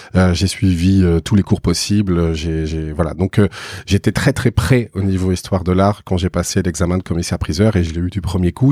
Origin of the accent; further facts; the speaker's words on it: Bordeaux, Nouvelle-Aquitaine, France; moved away as an adult; dans ma ville euh, natale, parce que je suis originaire de Bordeaux.